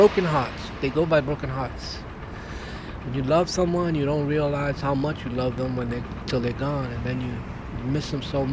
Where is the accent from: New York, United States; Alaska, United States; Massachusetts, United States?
New York, United States; New York City; I grew up right here in Brooklyn